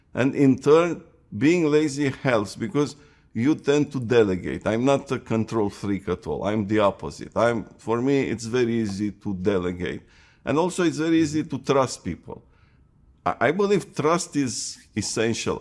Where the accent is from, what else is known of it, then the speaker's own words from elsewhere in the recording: Romania; moved away as an adult; also born or lived in Seattle; I was born in Romania.